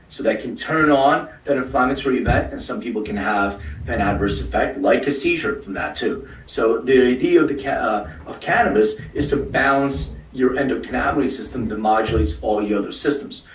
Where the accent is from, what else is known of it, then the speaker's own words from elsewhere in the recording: Philadelphia, Pennsylvania, United States; now in Los Angeles, United States; I'm from Philly. I live in LA now